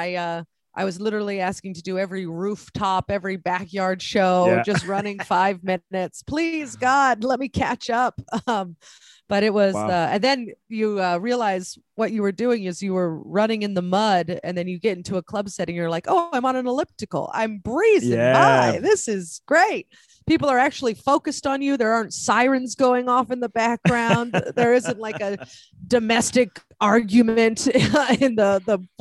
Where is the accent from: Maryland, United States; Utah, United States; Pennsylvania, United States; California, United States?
California, United States; San Francisco; I grew up in the Bay Area, mm-hmm. San Francisco, California.